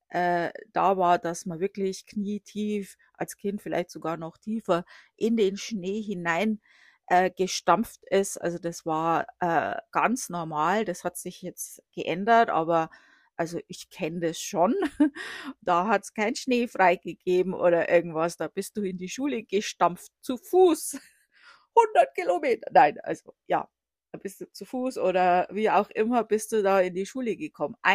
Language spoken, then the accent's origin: German; Bavaria, Germany; Also ich komme aus der Oberpfalz. Äh, das wird äh, auch Sibirien Deutschlands genannt.